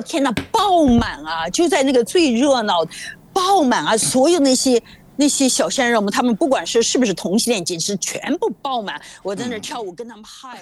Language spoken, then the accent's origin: Chinese; China; moved away; also born or lived in Hollywood; 我在中国大陆长大